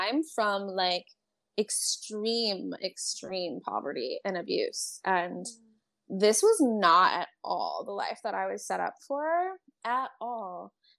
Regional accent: California, United States; So I grew up in California. I just moved so much.

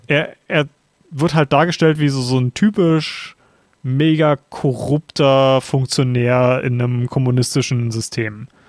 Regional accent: Germany; als Deutscher

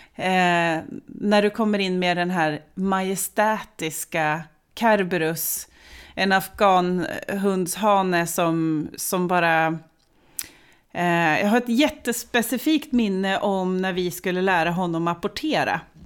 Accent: Östersund, Jämtland, Sweden; jag är ju född och uppvuxen i Jämtland, i Östersund

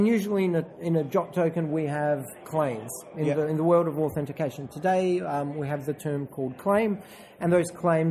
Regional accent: Bulgaria; now in Australia; I'm from Bulgaria

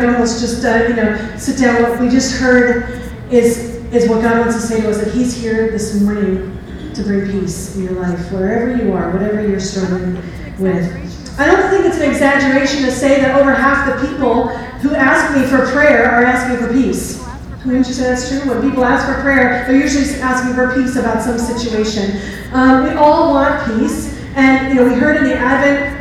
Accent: New York, United States; moved away as an adult; I was born and bred in New York. Like, I've lived there my whole life.

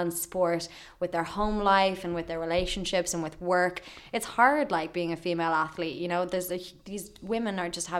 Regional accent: Ireland; we're Irish

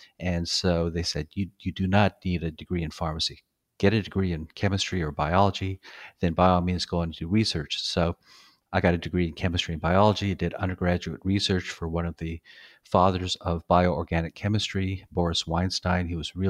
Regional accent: Hawaii, United States; born there; I was born in Hawaii, kind of moved around a bit.

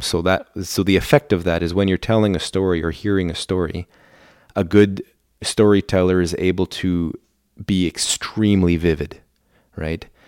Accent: Port Hardy, British Columbia, Canada; first language German; English is a second language; when I was growing up in Port Hardy

